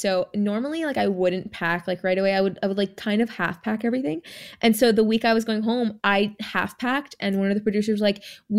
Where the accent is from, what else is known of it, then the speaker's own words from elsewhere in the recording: Jamaica; born there; And then we were both Jamaican. Like I was born in Jamaica.